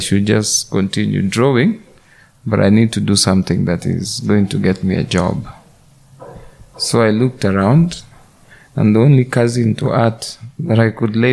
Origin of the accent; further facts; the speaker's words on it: Kenya; I'm a Kenyan by birth, an artist by profession.